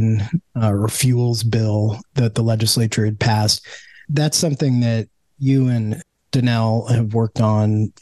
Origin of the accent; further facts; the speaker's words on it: Oregon, United States; growing up in Oregon